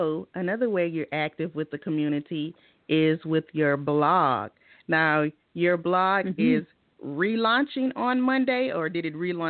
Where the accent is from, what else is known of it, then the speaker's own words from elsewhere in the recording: the South, United States; I'm from the South, so we say Fili.